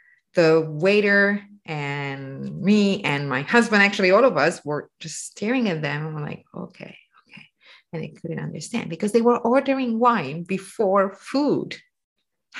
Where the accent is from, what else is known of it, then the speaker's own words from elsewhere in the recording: northern Italy, Italy; Northern Italians, we are from Austria and France, so a little bit more European.